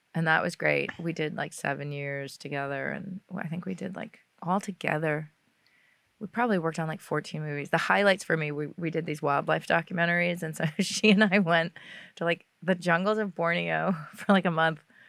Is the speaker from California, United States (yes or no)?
no; New York, United States; I grew up in New York